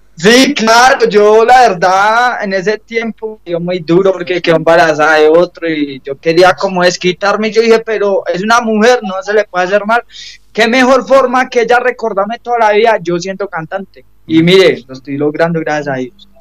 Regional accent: Medellín, Antioquia, Colombia; yo soy de Medellín

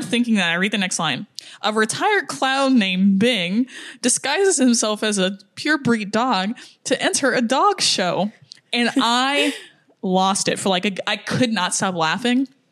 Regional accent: United States; I'm American

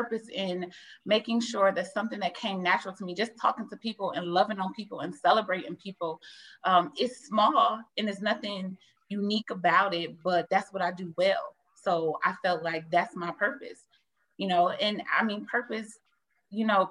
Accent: Toledo, Ohio, United States; I'm from Toledo, Ohio.

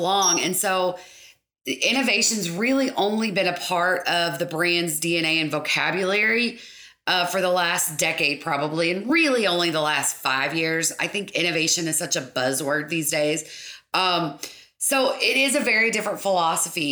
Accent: Lake Cumberland area, South Central Kentucky, United States; also born or lived in Lexington, Kentucky / Bardstown, Kentucky; born and raised in South Central Kentucky, Lake Cumberland area

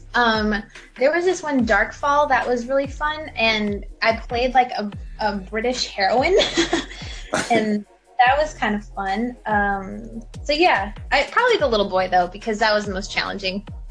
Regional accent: Los Angeles, California, United States; I was born and raised in Los Angeles

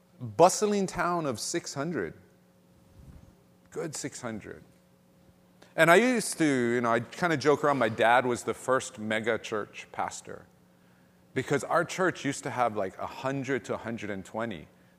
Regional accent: Ewa Beach, Hawaii, United States; And where we grew up in Real Eva Beach is a very different place.

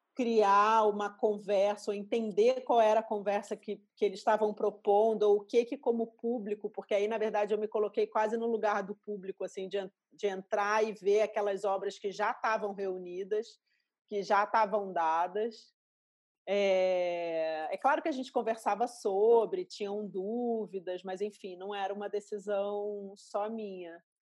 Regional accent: Rio de Janeiro, Brazil; accent: carioca; moved away as an adult; also born or lived in São Paulo; era uma época que em São Paulo pegavam no pé do meu sotaque carioca

